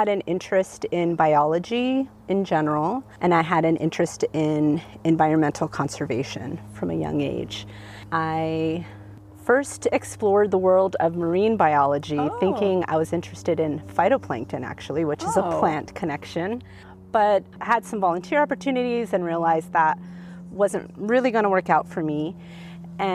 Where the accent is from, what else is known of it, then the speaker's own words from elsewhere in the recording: Los Angeles County, California, United States; I grew up in Los Angeles County, I'm born and raised in California